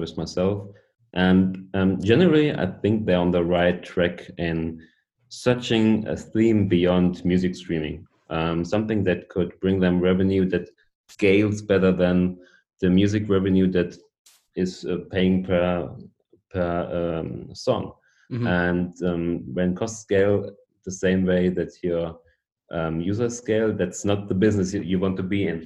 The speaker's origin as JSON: {"language": "English", "country": "Germany", "said": "I'm a product owner from Germany"}